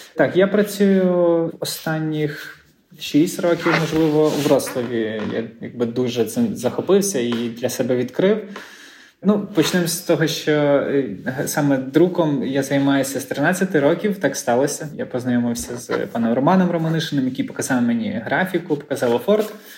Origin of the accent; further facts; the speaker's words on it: Lviv, Lviv Oblast, Ukraine; now in Gdańsk, Poland; я зі Львова походжу